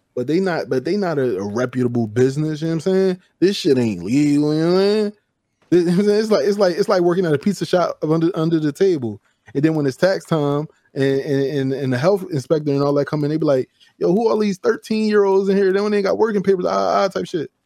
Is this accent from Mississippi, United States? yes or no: no; Chester, Pennsylvania, United States; I'm not from Philly, I'm from Chester, right? So we got our own style, we, we wear what we want, we talk how we talk